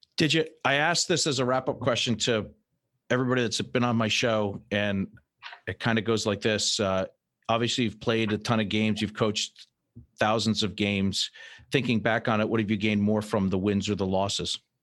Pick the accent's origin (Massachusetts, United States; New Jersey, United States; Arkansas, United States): Massachusetts, United States; Fall River; when I was a little kid, I grew up in Fall River